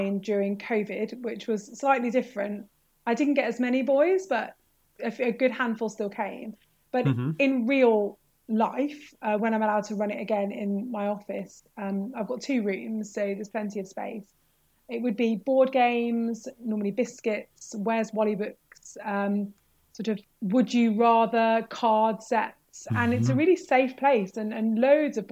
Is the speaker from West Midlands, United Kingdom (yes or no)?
yes; Birmingham, West Midlands, United Kingdom; moved away as an adult; also born or lived in Leicester; I grew up in Birmingham and I went to King Edward's Camp Hill School for Girls